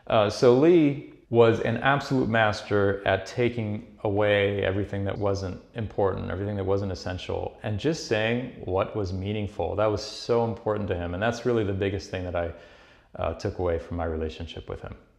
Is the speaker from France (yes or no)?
yes; Paris, Île-de-France, France; now in New York, United States; I was born in Paris. I grew up there.